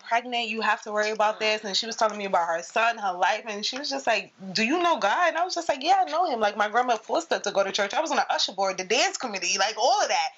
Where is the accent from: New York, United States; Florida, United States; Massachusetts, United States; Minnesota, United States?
New York, United States; I'm from New York